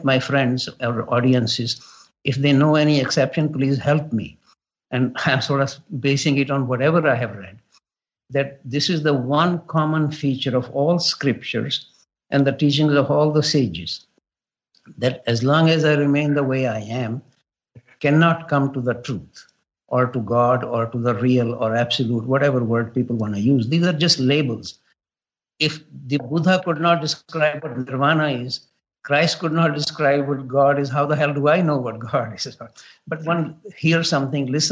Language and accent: English; India; now in Canada; growing up in India